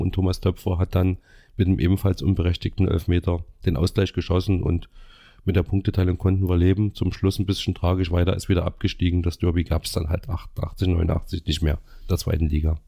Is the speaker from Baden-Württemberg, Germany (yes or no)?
no; Gera, Thuringia, Germany; also ich bin im Ostviertel aufgewachsen, in der Ostschule